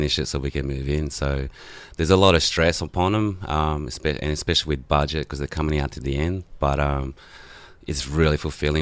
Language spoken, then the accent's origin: English; French Polynesia; first language Tahitian; English is a second language; now in Australia; I'm from Tahiti, so pretty much migrated here in 91 with all the family